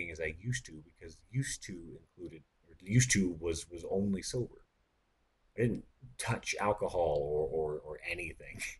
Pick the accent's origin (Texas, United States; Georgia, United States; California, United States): Texas, United States; And I said, "No, I'm from Texas."